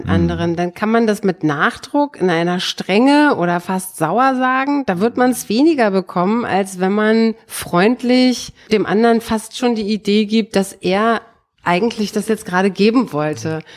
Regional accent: East Germany, Germany; Bei uns im Osten hießen die ja Kosmonauten und nicht Astronauten

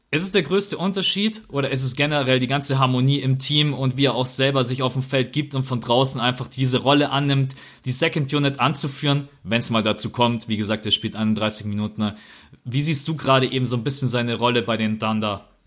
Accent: Germany; wir können als Deutsche

